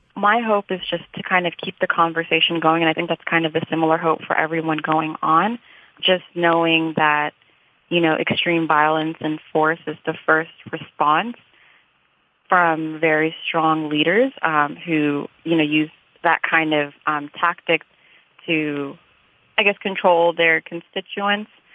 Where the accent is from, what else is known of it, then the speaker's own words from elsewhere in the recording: United States; also born or lived in Sudan; I'm American just as much as I am Sudanese